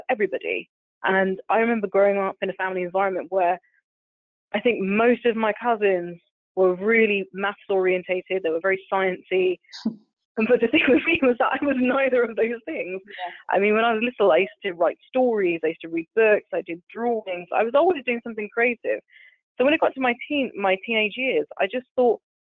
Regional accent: London, United Kingdom; I was born in Southeast London, so I'm proper Londoner, you know, through and through

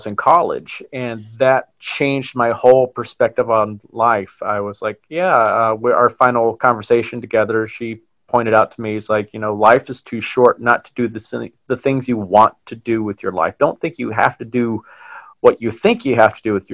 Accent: Huntsville, Alabama, United States; moved away as an adult; now in New York City, United States; I'm originally from Huntsville, Alabama. I moved up here about 14 years ago to New York City to pursue acting

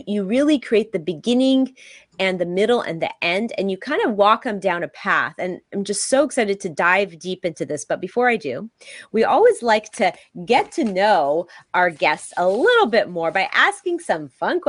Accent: West Coast, United States; I'm from the West Coast

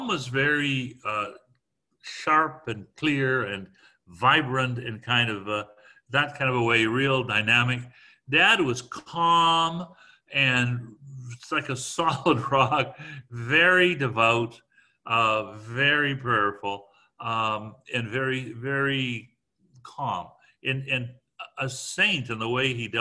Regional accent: Guelph, Ontario, Canada; we're all from Guelph

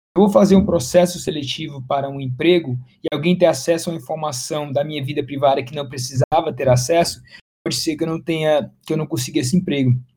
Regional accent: Fortaleza, Ceará, Brazil; moved away as an adult; now in São Paulo, Brazil; eu sou também cearense, sou de Fortaleza, mas estou radicado em São Paulo já tem aí mais de 10 anos

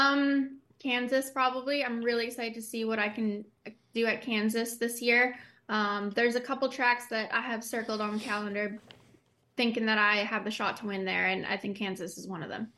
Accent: Canada; Being Canadian

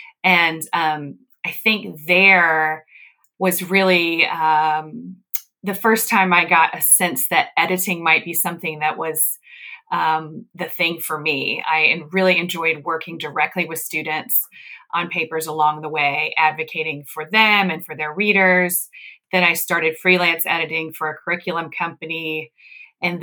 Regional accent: the South, United States; also born or lived in Northeast US; now in US Midwest; Well, I grew up in the South, and then I lived in the Northeast, and now I'm in the Midwest.

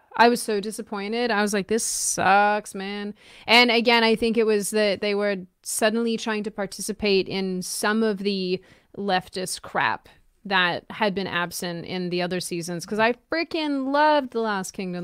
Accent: Australia; now in United States; I grew up in Australia

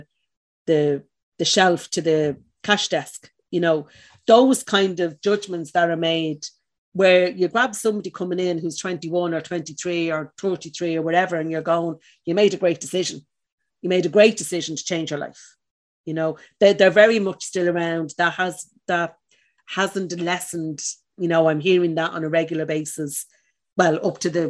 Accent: Dublin, Leinster, Ireland; Where I was from, I'm from the north side of Dublin, I'm from Cabra

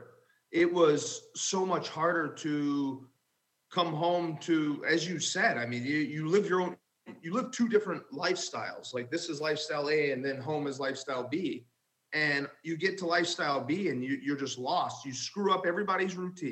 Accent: Southern Illinois, United States; Growing up in Southern Illinois

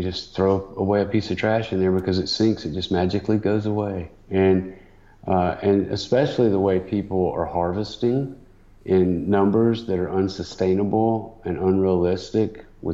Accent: Atlanta, Georgia, United States; I'm homegrown CNN guy, because they literally started here in my hometown

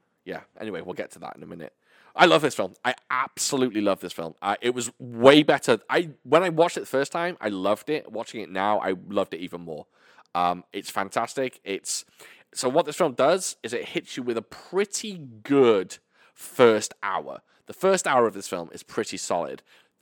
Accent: United Kingdom; No, because I'm British and he's...

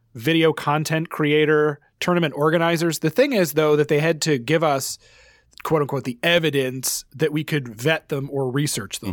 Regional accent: Canada; as a Canadian

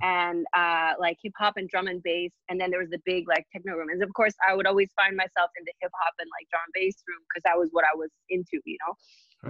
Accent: Alberta, Canada; born or raised there; now in Montreal, Canada

